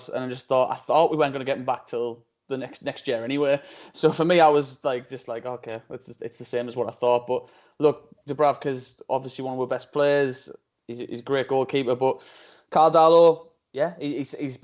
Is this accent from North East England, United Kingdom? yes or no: yes; Hartlepool, North East England, United Kingdom; I'm from Hartlepool.